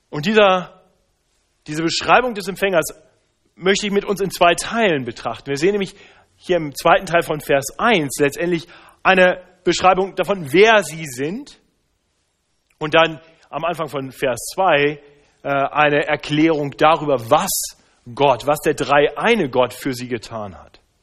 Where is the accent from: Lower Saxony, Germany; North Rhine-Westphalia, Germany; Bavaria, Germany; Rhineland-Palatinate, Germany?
Lower Saxony, Germany; Braunschweig; moved away; Ich bin ja in Braunschweig aufgewachsen, nahe an der ehemaligen innerdeutschen Grenze